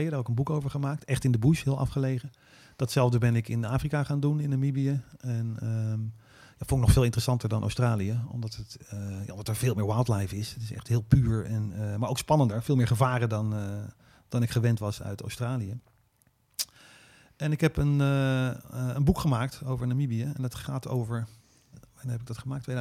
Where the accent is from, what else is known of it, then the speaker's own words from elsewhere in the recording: Netherlands; En, en hoe kan het dat ik dit kan als Hollander?